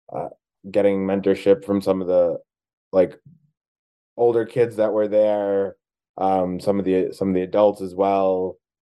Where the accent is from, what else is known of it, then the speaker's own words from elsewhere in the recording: New Jersey, United States; moved away as an adult; now in Los Angeles, United States; I grew up in New Jersey, but I moved to uh, Los Angeles last year.